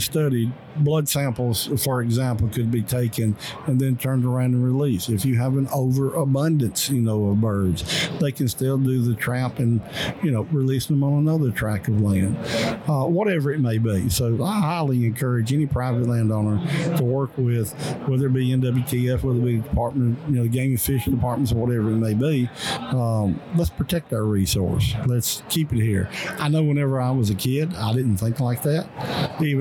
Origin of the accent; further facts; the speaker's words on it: Mississippi, United States; my home state, in the state of Mississippi